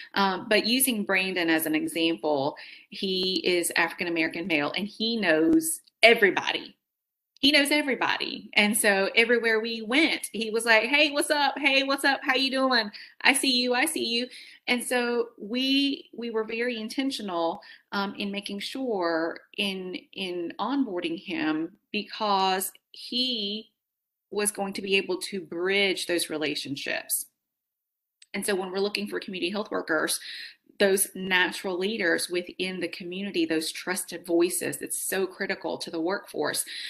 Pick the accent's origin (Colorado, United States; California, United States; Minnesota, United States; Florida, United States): California, United States; Fresno; i was born in fresno california